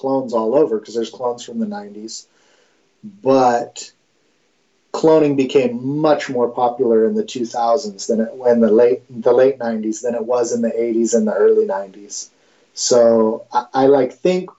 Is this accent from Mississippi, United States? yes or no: no; Mendocino, California, United States; the dude who just fucking grew up with everything because I was from Mendo